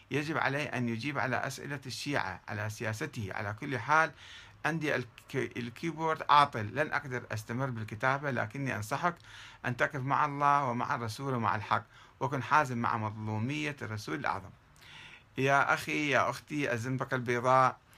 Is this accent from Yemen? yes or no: no; South, Iraq; طبعا أنا ابن الجنوب ولا أقبل بهذا